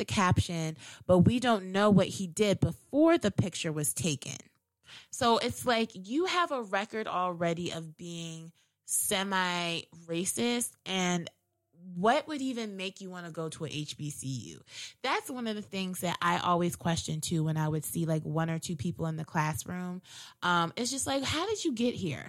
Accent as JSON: {"language": "English", "area": "Howard County", "region": "Maryland", "country": "United States", "tie": "born or raised there", "said": "growing up in Howard County"}